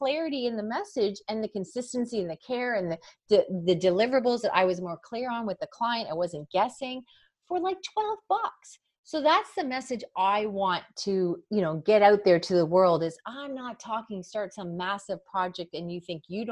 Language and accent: English; Canada; I'm from Canada.